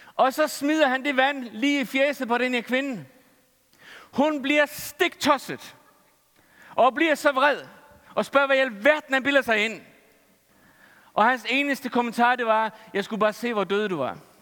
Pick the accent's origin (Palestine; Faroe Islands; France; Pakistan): Faroe Islands; Jeg er færing.